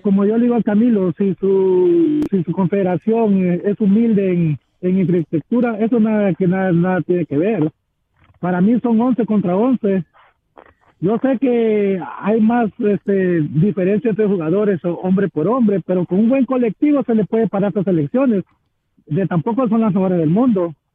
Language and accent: Spanish; Mexico; now in North Carolina, United States; Yo soy mexicano